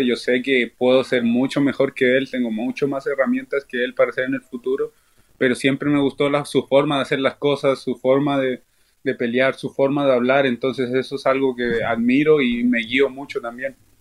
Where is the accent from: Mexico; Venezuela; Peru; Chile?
Chile; now in Chicago, United States; mi pueblo chileno